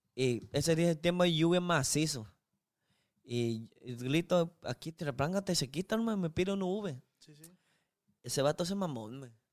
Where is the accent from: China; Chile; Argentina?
China; Spanish is a second language; moved away as an adult; now in Culiacán, Mexico; soy uno chino una persona china